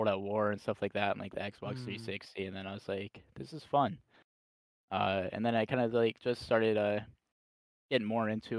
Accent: Ohio, United States; I'm from Ohio

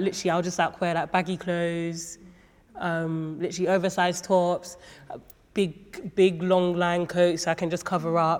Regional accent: Nigeria; I'm Nigerian

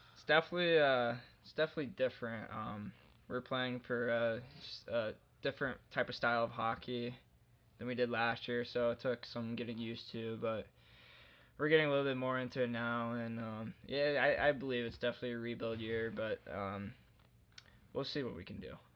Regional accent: Columbus, Indiana, United States; also born or lived in Carmel, Indiana; I grew up in uh, an hour away from the Indianapolis area in Columbus, Indiana

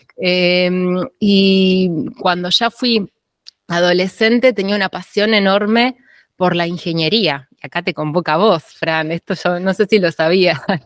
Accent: Tandil, Buenos Aires Province, Argentina; yo nací en Tandil, en la provincia de Buenos Aires, que es una ciudad serrana

